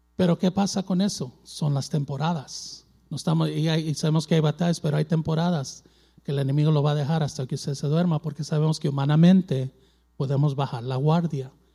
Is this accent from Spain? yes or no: no; Mexico; yo soy mexicano, tengo sangre mexicana